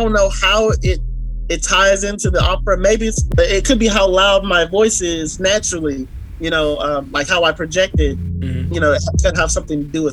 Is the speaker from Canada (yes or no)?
no; Bahamas; I'm also from the Bahamas. Bahamas is one of those places that, you know, you go and you meet good people. You know, my culture, I don't know what it is, but it could be the water. I don't know. But we are brought up to just love one another.